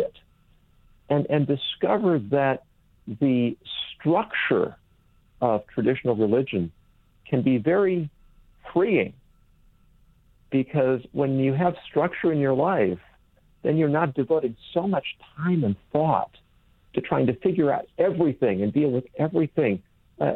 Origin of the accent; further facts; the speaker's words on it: California, United States; moved away as an adult; I grew up in California